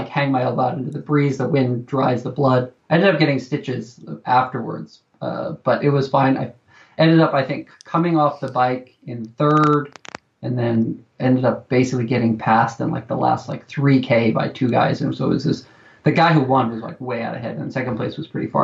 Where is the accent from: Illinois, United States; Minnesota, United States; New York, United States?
New York, United States; moved away; I'm from New York